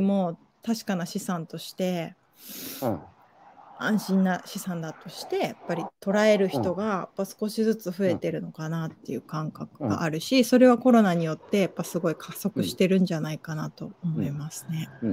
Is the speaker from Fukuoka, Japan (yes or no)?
no; Yokohama, Kanagawa, Japan; 浜です、神奈川県の